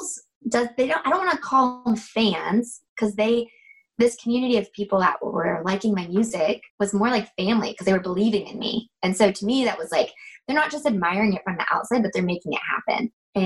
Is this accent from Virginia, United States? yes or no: no; North Georgia, United States; now in South Georgia, United States; I'm actually from North Georgia. I live right now in South Georgia.